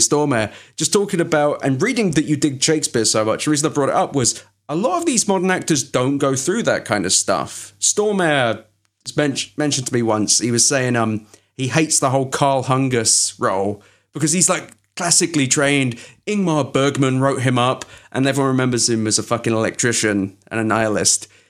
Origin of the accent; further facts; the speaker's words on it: London, United Kingdom; moved away; The fucking British secondary school I went to was where Alan Rickman and Hugh Grant went.